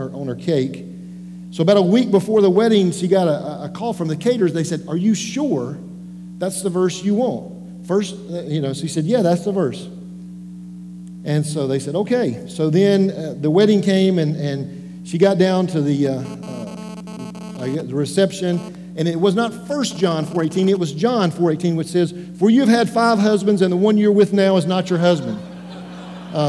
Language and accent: English; Western North Carolina, United States; I grew up in Western North Carolina.